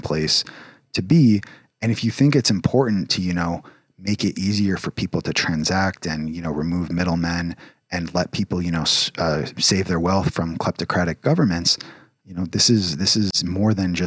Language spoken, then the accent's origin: English; United States